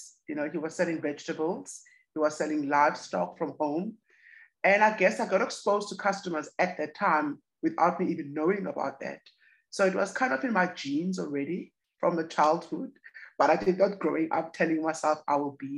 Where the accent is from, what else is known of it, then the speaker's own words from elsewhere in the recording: Cape Town, Western Cape, South Africa; And I've grown up here all my life. I'm still living in Guguletu